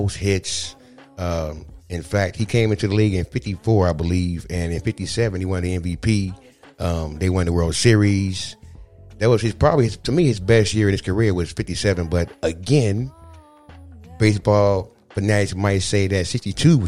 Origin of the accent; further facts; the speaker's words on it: St. Louis, Missouri, United States; moved away as an adult; now in Iowa, United States; I am from St. Louis, Missouri